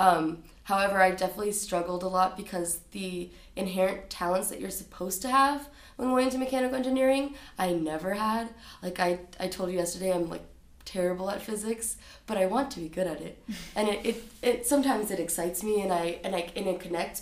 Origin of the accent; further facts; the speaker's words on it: Florida, United States; also born or lived in Brazil; I grew up in Florida. We're immigrants from Brazil